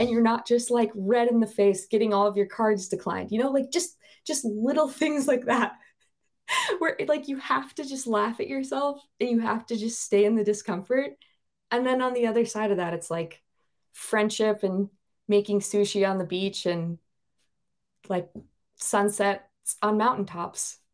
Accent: Bozeman, Montana, United States; moved away as an adult; now in Norway; I grew up in Bozeman, Montana, and I lived there for twenty-nine and a half years.

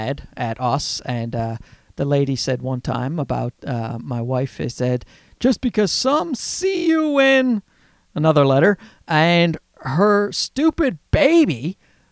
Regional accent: Newfoundland and Labrador, Canada; accent: Newfie; you hear my Newfie accent there?

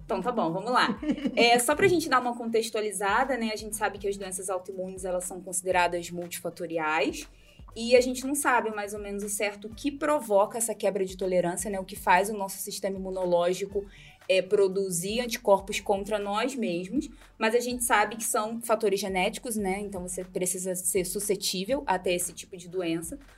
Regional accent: Rio de Janeiro, Brazil; moved away as an adult; now in Londrina, Brazil; eu sou carioca e uma carioca que fugiu do Rio de Janeiro para morar no Paraná

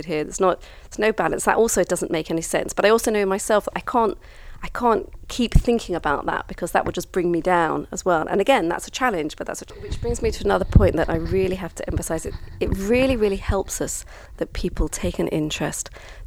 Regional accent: London, United Kingdom; also born or lived in Kibbutz Alumim, Israel; now in Israel; I was brought up in London back in the 70s

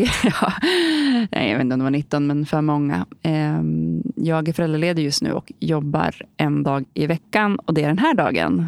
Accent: Holmsund, Västerbotten County, Sweden; also born or lived in Umeå; Jag kommer från Holmsund. Det är ett litet samhälle utanför Umeå i Västerbotten där jag bodde fram tills dagen efter jag gick ut nian

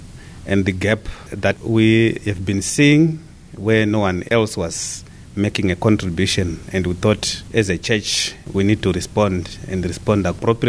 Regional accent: Zimbabwe; I come from Zimbabwe.

